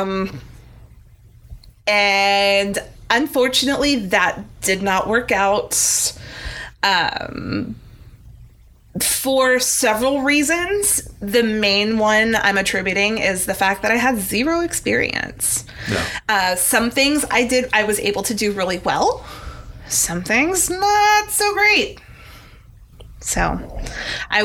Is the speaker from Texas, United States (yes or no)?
yes; Bartlett, Texas, United States; moved away as an adult; also born or lived in Dallas, Texas; now in The Woodlands, United States; we moved to a small town called Bartlett, Texas, when I was a year and a half to 2 years old. And I basically grew up there